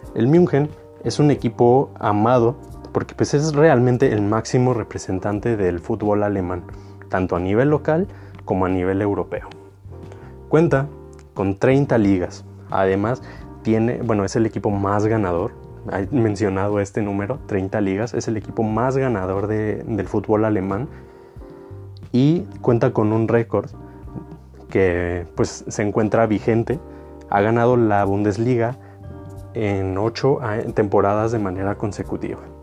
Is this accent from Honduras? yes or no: no; Mexico; los mexicanos